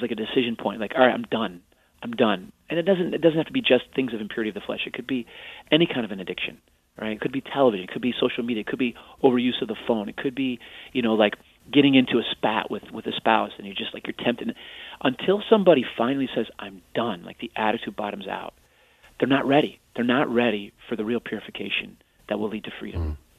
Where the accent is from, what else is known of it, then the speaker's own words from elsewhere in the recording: Arlington Heights, Illinois, United States; I used to love Walter Payton, talked about growing up in Arlington Heights. I was also a Chicago Bears fan.